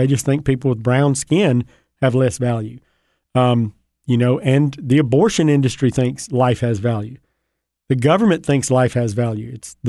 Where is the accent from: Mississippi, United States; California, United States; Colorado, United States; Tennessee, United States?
Mississippi, United States; You know, I grew up in North Mississippi.